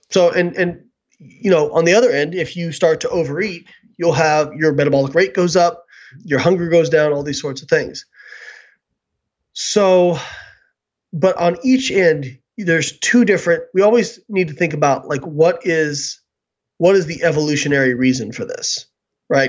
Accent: Evansville, Indiana, United States; moved away; I grew up in Evansville, Indiana

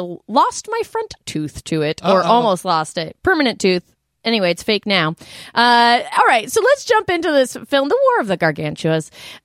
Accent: Colorado, United States; growing up in Colorado

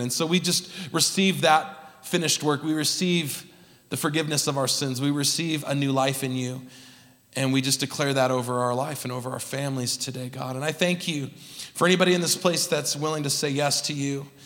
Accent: California, United States; now in Utah, United States; Growing up in California

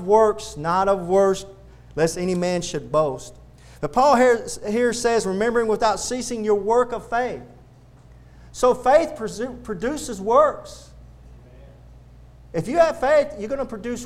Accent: the South, United States; accent: Southern; Southerners talk that way is because we were raised on the Bible

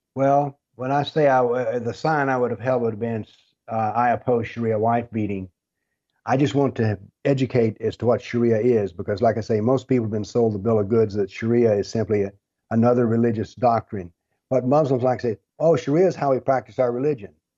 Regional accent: the South, United States; I'm from the South, and we have a saying down here

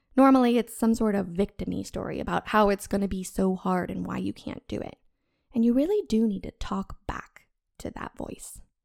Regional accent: the American South, United States; I was born in the American South, where everyone loves American football, sweet tea, and church on Sundays

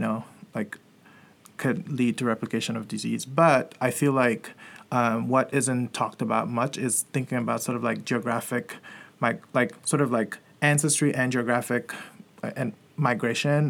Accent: Cameroon; I'm from Cameroon

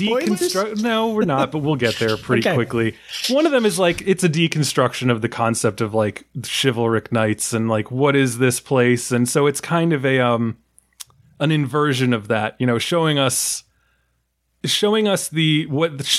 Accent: New York, United States; as a New Yorker

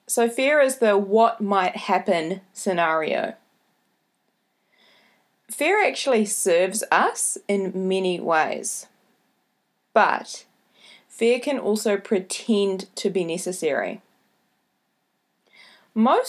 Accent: New Zealand; accent: Kiwi; my Kiwi accent

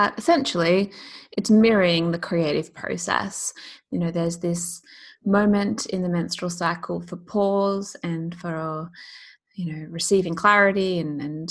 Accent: Australia; now in London, United Kingdom; I live in London, but I'm Australian. And so it's a constant like challenge to stay in touch with my family and my friends back home.

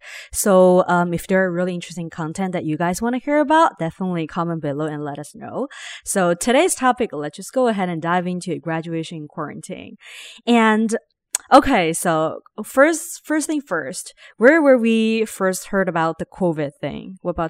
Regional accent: Ningbo, Zhejiang, China; English is a second language; also born or lived in Shanghai; So, I mean, I grew up in Shanghai, technically in Ningbo, but I rent like one place to another all the time.

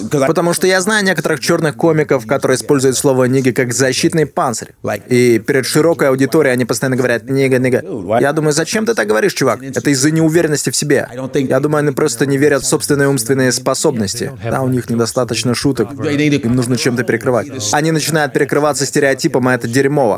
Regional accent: Chicago, Illinois, United States; now in New York, United States; я вырос в Чикаго

